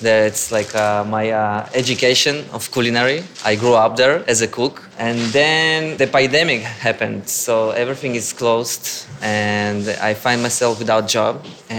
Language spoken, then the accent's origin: English; Tel Aviv, Tel Aviv District, Israel; English is a second language; moved away as an adult; now in New York, United States; I'm from Israel, Tel Aviv. Came specially to New York and opened Sherry Herring NYC.